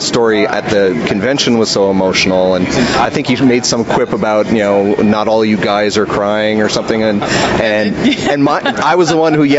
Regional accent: Ridgewood, New Jersey, United States; now in Texas, United States; I grew up in Ridgewood

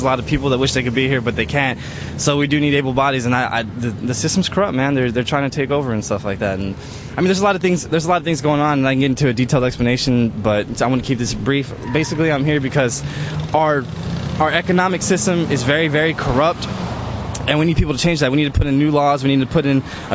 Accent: San Antonio, Texas, United States; I'm from San Antonio

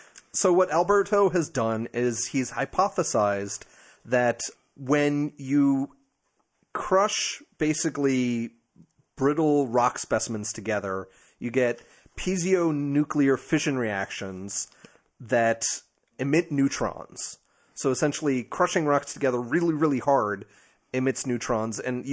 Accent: New Jersey, United States; I'm from Jersey. Deal with it.

